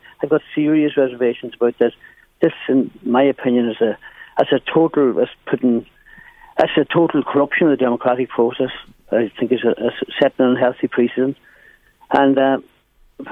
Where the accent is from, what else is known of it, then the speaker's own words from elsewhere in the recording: Donegal, Ulster, Ireland; now in County Meath, Ireland; my hometown in Donegal